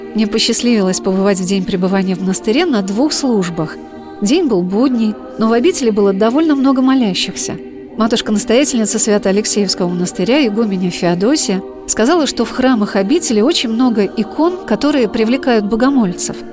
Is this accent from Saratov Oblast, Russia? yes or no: yes; Saratov, Saratov Oblast, Russia; born or raised there